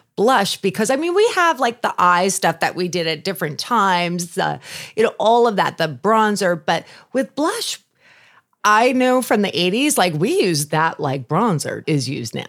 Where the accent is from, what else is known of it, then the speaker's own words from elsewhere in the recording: Long Island, New York, United States; moved away; I grew up on Long Island. I'm a New Yorker